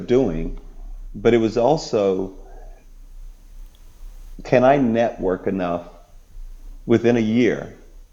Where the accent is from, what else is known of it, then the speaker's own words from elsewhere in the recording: United States; In the UK, I've walked on to private courses and played as an American.